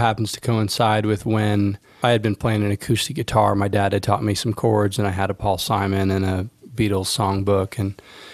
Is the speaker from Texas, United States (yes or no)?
yes; Spring, Texas, United States; I grew up in Spring, Texas